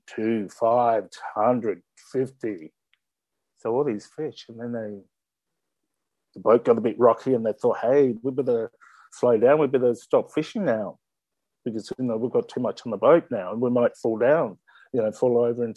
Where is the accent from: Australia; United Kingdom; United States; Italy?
Australia; Mount Gambier, South Australia; moved away as an adult; now in Sydney, Australia; So my country is in South Australia. I was born in Mount Gambier